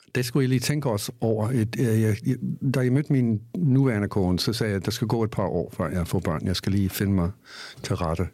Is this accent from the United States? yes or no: yes; United States; Danish is a second language; moved away as an adult; also born or lived in Bornholm, Denmark; now in Denmark; jeg er fra USA